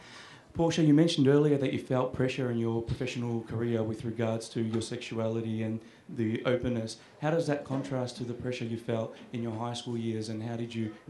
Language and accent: English; St Leonards, Victoria, Australia; I'm from St. Leonard's.